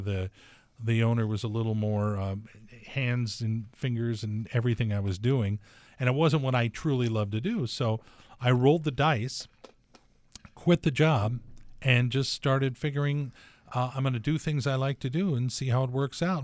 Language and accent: English; Torrance, California, United States; moved away as an adult; also born or lived in Washington; we came up from Torrance, California together and went to the University of Washington